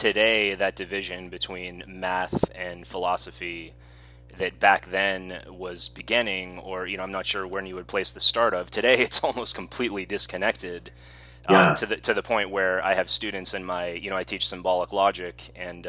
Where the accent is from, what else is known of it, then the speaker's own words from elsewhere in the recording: San Diego, California, United States; the way that we're both from the San Diego area